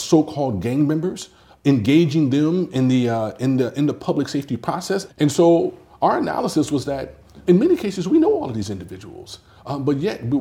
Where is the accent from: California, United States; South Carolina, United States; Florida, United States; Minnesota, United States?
California, United States; Los Angeles; I am originally from Los Angeles in a small community called Watts that has a big reputation in history. Grew up in the Jordan Down housing projects there